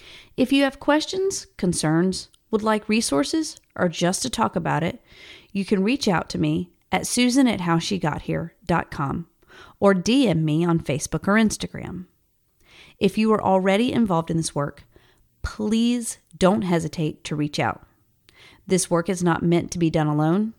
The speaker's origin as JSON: {"language": "English", "region": "South Carolina", "country": "United States", "moved": "as an adult", "lives_now": "Dallas, United States", "said": "I'm from South Carolina. I have lived in Dallas, Texas for more than a decade, but will always be a South Carolinian"}